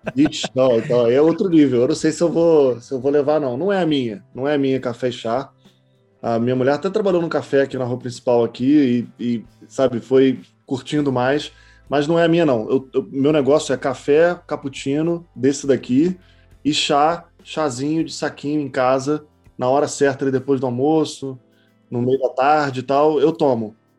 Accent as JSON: {"language": "Portuguese", "town": "Niterói", "region": "Rio de Janeiro", "country": "Brazil", "moved": "yes", "said": "Eu morei, eu morei, eu sou de Niterói"}